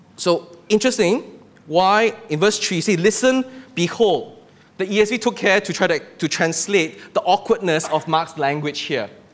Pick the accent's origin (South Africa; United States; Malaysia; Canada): Malaysia; living day to day in this country as a Malaysian